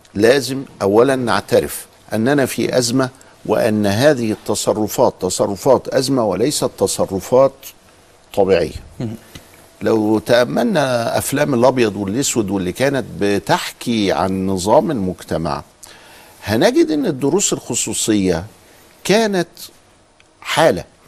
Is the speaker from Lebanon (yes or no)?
no; Egypt; عندنا في مصر